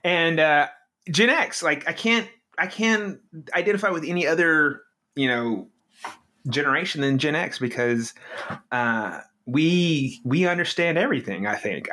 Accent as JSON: {"language": "English", "area": "near Shreveport", "region": "North Louisiana", "country": "United States", "tie": "born or raised there", "also_born_or_lived": "Dallas, Texas", "moved": "as an adult", "said": "I grew up in North Louisiana"}